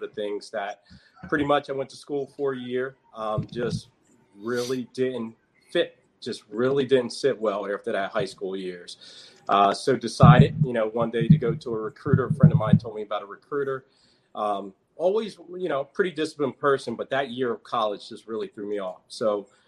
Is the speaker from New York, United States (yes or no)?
no; New Jersey, United States; moved away as an adult; now in Maryland, United States; originally, I'm a South Jersey boy, born and raised